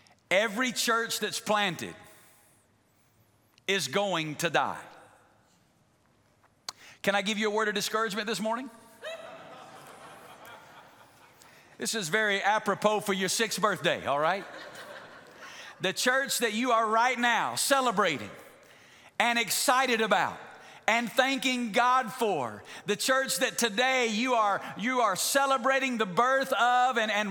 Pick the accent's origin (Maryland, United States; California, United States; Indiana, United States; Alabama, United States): Alabama, United States; moved away as an adult; also born or lived in Memphis, Tennessee; now in Las Vegas, United States; I'm from Alabama.